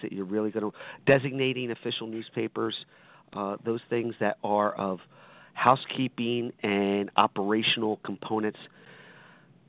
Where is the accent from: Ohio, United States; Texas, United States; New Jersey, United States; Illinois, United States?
New Jersey, United States; Hamilton; I am from Hamilton, blueberry capital of the world